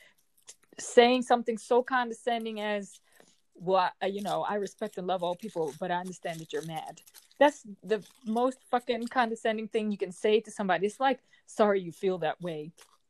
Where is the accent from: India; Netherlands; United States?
Netherlands; I am from the Netherlands